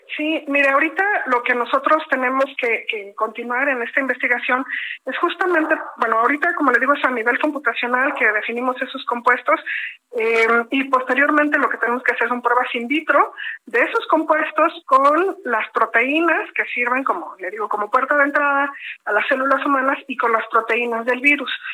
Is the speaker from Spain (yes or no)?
no; Mexico